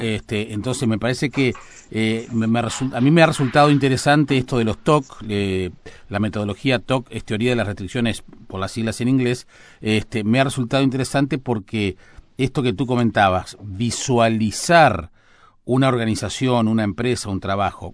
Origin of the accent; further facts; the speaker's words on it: San José de Mayo, San José, Uruguay; moved away as an adult; now in Montevideo, Uruguay; de mi pueblo, de San José